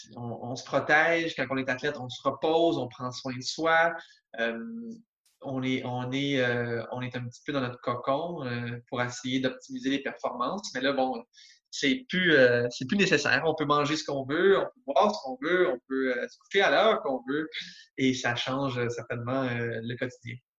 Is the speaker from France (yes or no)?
no; Montreal, Quebec, Canada; je viens de la de Montréal, alors mon père m'amenait régulièrement au baseball.